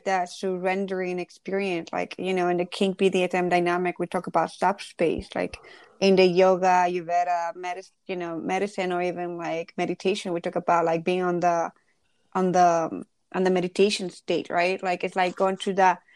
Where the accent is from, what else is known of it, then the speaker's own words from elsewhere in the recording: Ecuador; I grew up in Ecuador